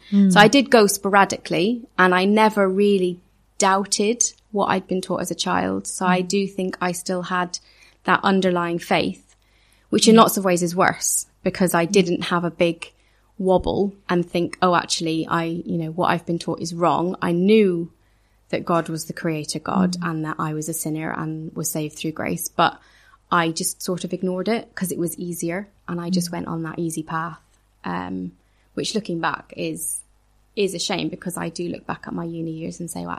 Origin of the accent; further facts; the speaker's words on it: Ireland; also born or lived in Edinburgh; The church I grew up in Ireland, like I said, was very, very small. The church I went to on and off for 4 years in Edinburgh, and it really was on and off.